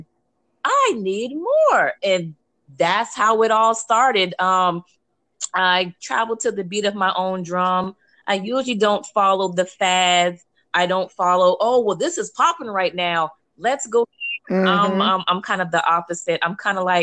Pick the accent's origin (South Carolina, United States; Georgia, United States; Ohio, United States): South Carolina, United States; Charleston; now in Baltimore, United States; I'm from Charleston, South Carolina, born and raised